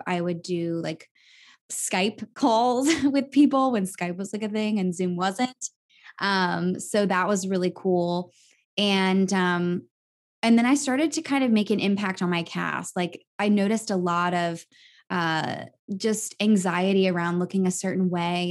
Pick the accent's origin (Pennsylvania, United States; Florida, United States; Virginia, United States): Virginia, United States; moved away as an adult; also born or lived in New York; my hometown of Virginia